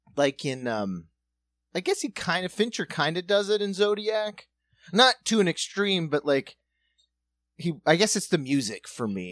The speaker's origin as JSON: {"language": "English", "region": "South Dakota", "country": "United States", "tie": "born or raised there", "moved": "yes", "said": "We grew up in South Dakota, still urban area"}